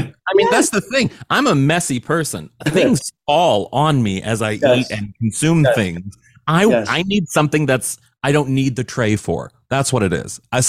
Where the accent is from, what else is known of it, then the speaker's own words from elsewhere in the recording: Missouri, United States; I'm from a flyover state. I'm from Missouri.